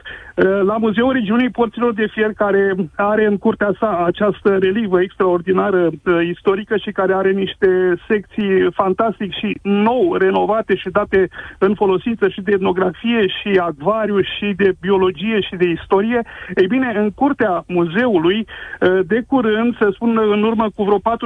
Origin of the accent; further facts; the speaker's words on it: Drobeta-Turnu Severin, Mehedinți County, Romania; sunt din Drobeta Turnul Severin